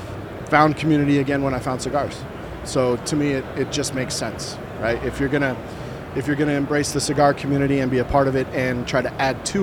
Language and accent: English; Utah, United States; also born or lived in Dominican Republic; growing up in Utah, my partner and I, we had very parallel experiences growing up in the Mormon faith.